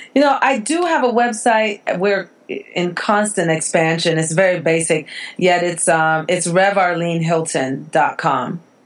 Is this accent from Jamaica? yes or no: yes; Jamaica; I'm from the islands. I'm from Jamaica